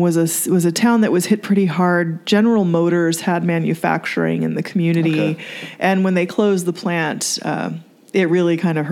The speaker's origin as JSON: {"language": "English", "region": "Texas", "country": "United States", "tie": "born or raised there", "said": "I grew up in Texas"}